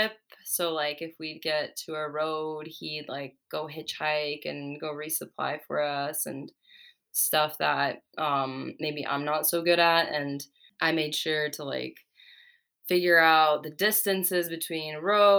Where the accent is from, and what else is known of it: California, United States; born or raised there; also born or lived in Czech Republic